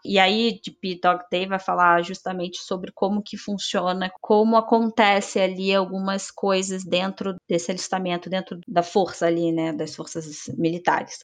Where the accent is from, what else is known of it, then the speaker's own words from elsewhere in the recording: Brazil; eu sou brasileira